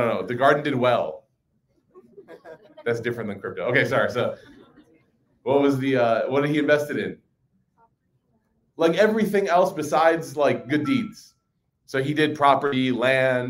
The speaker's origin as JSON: {"language": "English", "town": "Chicago", "region": "Illinois", "country": "United States", "tie": "born or raised there", "said": "growing up in Chicago"}